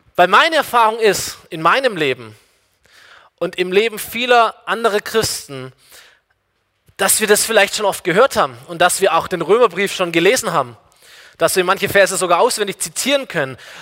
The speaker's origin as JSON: {"language": "German", "country": "Germany", "said": "ich bin, ich bin Deutscher"}